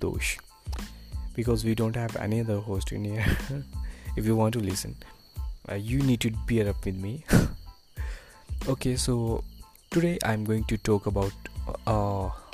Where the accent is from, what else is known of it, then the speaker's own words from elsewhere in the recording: India; as a Indian parent